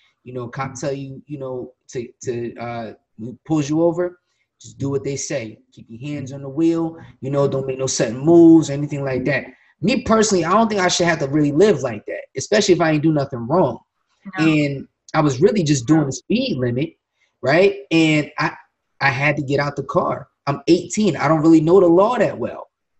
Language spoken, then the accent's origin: English; Willingboro, New Jersey, United States; I'm from Willimboro, but I don't go to Willimboro.